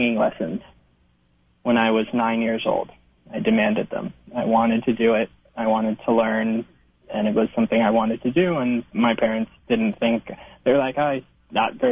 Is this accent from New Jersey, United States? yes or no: yes; New Jersey, United States; moved away as an adult; now in Manhattan, United States; I grew up in New Jersey, only about 30 minutes away from the city